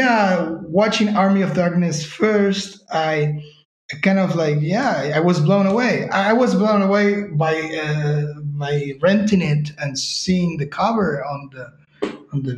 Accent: Uruguay; moved away as an adult; now in Spain; we are both from Uruguay

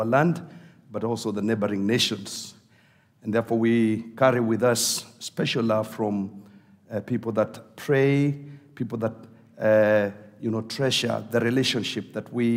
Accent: Kenya; we are coming from Africa

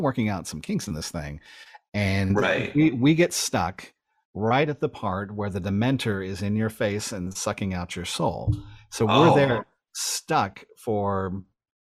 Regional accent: South Georgia, United States; also born or lived in Los Angeles, California; To move from, you know, essentially North LA to South Georgia.

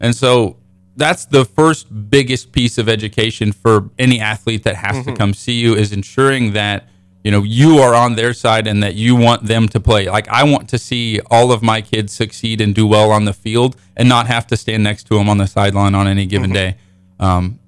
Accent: Frontenac, Kansas, United States; moved away as an adult; I moved from Frontenac to Springfield, Missouri, going to college, so that was a big transition moving to a bigger city than I'm used to.

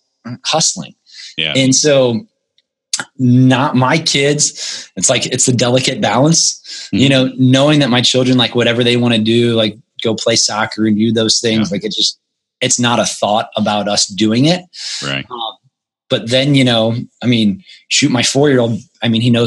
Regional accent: United States; financial struggles growing up in the United States

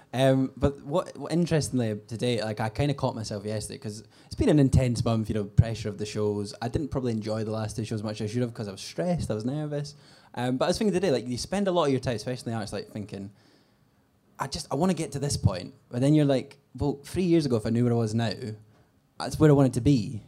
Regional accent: Scotland, United Kingdom; as a Scot

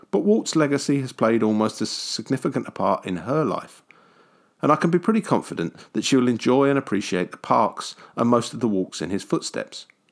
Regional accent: United Kingdom; a kid from the grey and rainy side of the pond

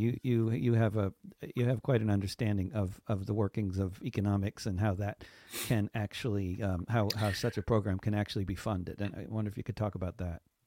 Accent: United States; as an American

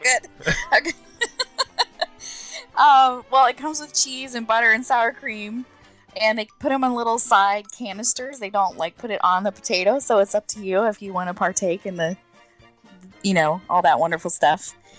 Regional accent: Orlando, Florida, United States; I'm born and raised in Orlando, Florida

